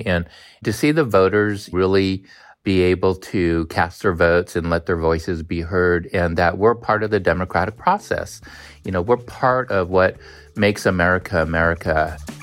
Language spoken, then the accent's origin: English; United States; I'm a third generation Chinese American. I don't even know how to speak Chinese, to be honest. And so I'm as American as can be